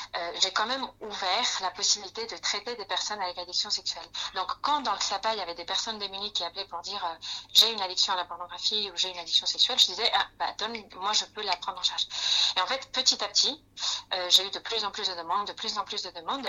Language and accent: French; Spain; accent: Spanish; French is a second language; moved away as an adult; now in France; suis d'origine espagnole. Peut-être vous le ressentez par mon accent